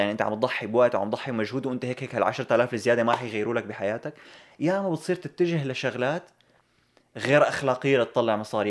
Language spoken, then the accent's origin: Arabic; Syria; moved away; نحن اللي إجينا من سوريا